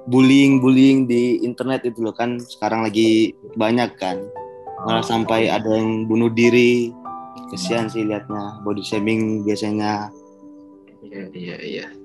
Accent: Banjarmasin, South Kalimantan, Indonesia; now in Surabaya, Indonesia; kalau aku asal Kalimantan Selatan, kota Banjarmasin, tapi sekarang aku lagi stay di Surabaya.

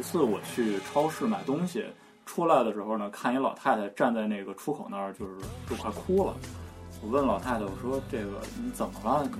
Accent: China; 帮你找儿子，但是你你一开始对我这么好，一听结果一听说我是中国人，

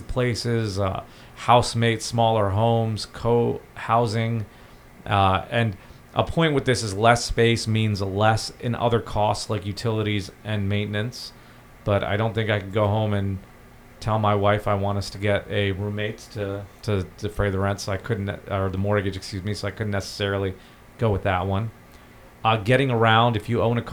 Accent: India; now in United States; I'm originally from India

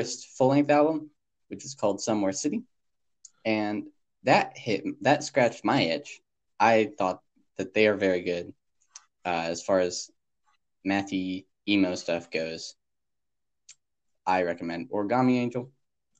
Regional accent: United States; as an American

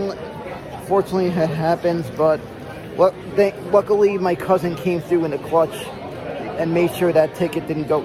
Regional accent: New York City, New York, United States; Woodside, my hometown, Queens, New York

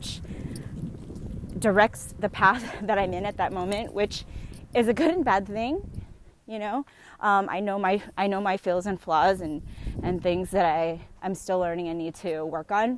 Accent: San Diego, California, United States; moved away as an adult; now in Bay Area, United States; I am podcasting with you guys right now in San Diego, my hometown

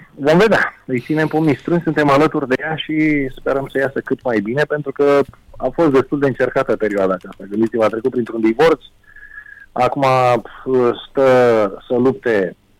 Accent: Romania; ca român

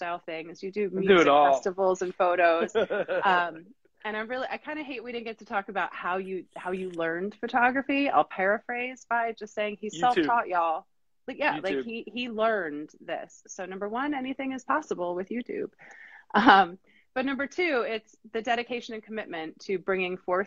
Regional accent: Wilmington, North Carolina, United States; We're from Wilmington, North Carolina

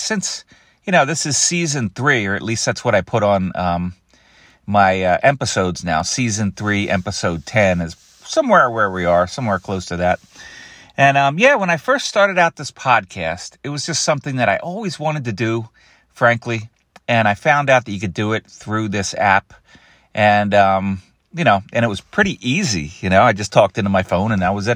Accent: Philadelphia, Pennsylvania, United States; I grew up in Philadelphia

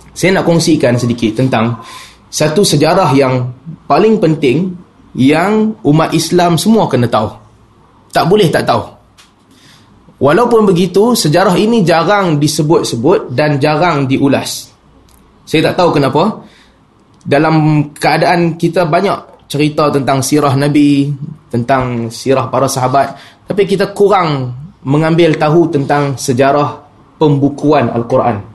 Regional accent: Penang, Malaysia; Walaupun saya dilahirkan dan dibesarkan di Pinang

